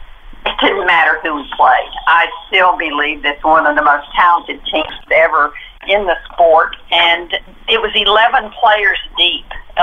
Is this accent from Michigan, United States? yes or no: no; Texas, United States; I'm a Texan. I've never lived anywhere else except in the state of Texas.